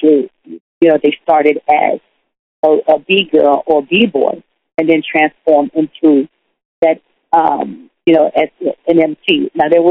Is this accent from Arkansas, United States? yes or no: no; New York City, New York, United States; also born or lived in Wilmington, North Carolina / Harlem, Manhattan; My parents migrated to New York. And we first moved to the Bronx.